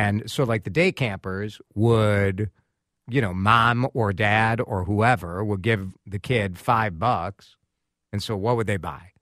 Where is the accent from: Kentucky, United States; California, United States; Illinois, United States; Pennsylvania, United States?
Illinois, United States; Chicago; now in Minneapolis, United States; Growing up in Chicago